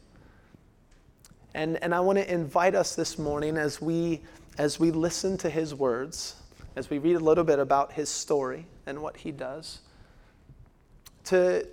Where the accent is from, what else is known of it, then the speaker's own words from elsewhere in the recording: Washington, United States; moved away; also born or lived in Phoenix; I grew up in Washington State, where it's like two weathers